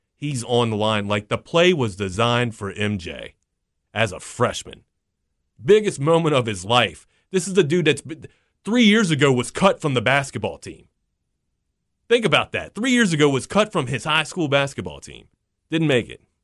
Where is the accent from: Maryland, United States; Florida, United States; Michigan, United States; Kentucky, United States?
Maryland, United States; I'm also from Maryland.